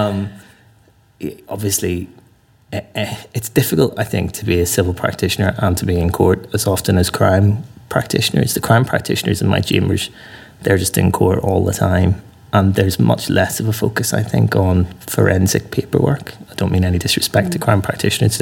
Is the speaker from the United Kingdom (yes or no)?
yes; Northern Ireland, United Kingdom; moved away; I came to the law from a background growing up in Northern Ireland